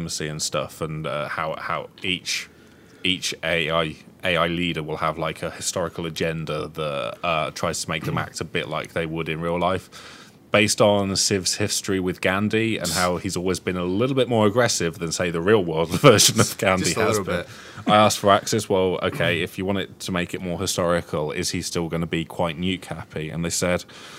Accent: United Kingdom; As British youths

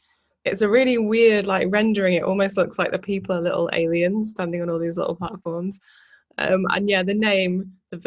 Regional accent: Manchester, North West England, United Kingdom; I grew up in Manchester going to club nights where he was the main DJ

